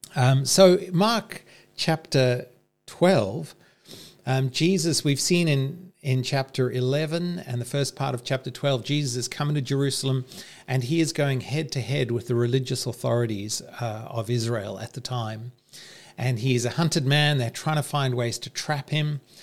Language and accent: English; Zimbabwe; moved away as an adult; also born or lived in South Africa; now in Australia; growing up in the Civil War in Rhodesia and then in apartheid South Africa